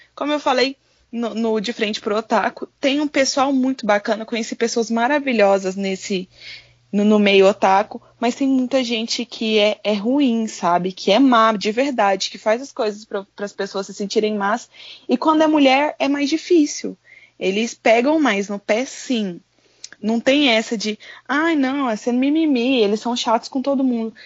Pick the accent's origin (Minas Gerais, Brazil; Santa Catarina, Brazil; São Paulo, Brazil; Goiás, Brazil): Goiás, Brazil; Goiânia; eu sou da capital de Goiás, eu sou de Goiânia, só que eu moro na região periférica